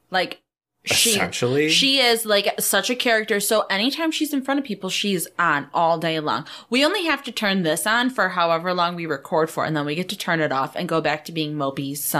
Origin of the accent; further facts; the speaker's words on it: New York, United States; But we're west. We are Western New York.